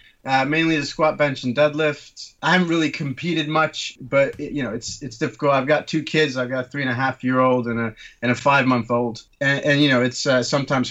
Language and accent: English; Turkey; also born or lived in London, United Kingdom; now in Hampshire, United Kingdom; I'm originally from Turkey, but I trained medicine at Guy's Kings and St. Thomas's in London, and now I work in the Wessex region